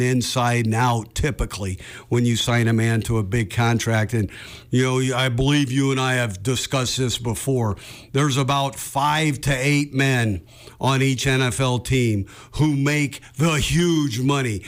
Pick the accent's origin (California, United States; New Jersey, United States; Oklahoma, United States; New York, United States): California, United States; Bay Area; I grew up in the Bay Area